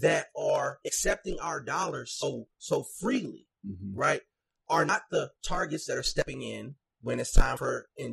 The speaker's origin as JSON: {"language": "English", "town": "Minneapolis", "region": "Minnesota", "country": "United States", "tie": "born or raised there", "said": "I'm from North Minneapolis"}